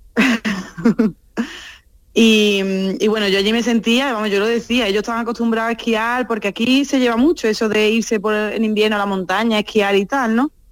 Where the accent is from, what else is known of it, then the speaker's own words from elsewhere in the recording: Seville, Andalusia, Spain; moved away as an adult; also born or lived in Albaida del Aljarafe; now in Morciano di Romagna, Italy; Después volví a Sevilla para terminar la carrera